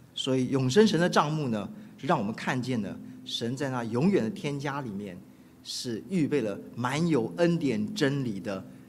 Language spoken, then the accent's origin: Chinese; Keelung, Taiwan; now in United States; 我是出生在， 呃， 台湾的北部的一个渔港，叫基隆， 我也成长在那里